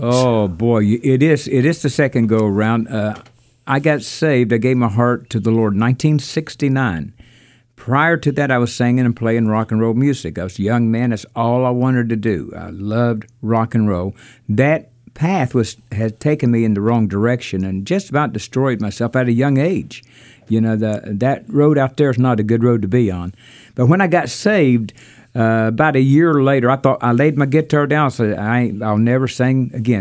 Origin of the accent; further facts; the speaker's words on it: Burnwell, Kentucky, United States; I was born in the Holy Lands. And of course, they're thinking Israel. And, but to me, it was Burnwell, Kentucky. And I grew up on the farm where the feud actually took place